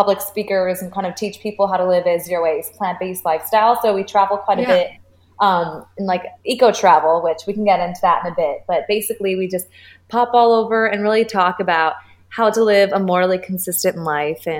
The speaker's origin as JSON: {"language": "English", "town": "Chicago", "region": "Illinois", "country": "United States", "moved": "yes", "lives_now": "Miami, United States", "said": "I'm from Chicago"}